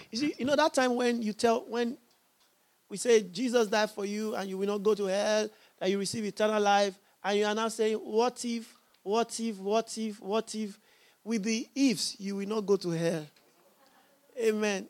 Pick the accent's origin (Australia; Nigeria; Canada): Nigeria; I'm a Nigerian